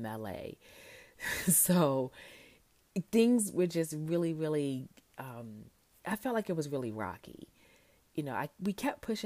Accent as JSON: {"language": "English", "town": "Baltimore", "region": "Maryland", "country": "United States", "tie": "born or raised there", "also_born_or_lived": "Tuskegee, Alabama", "moved": "as an adult", "lives_now": "Hanover, United States", "said": "I am from Baltimore, born and raised"}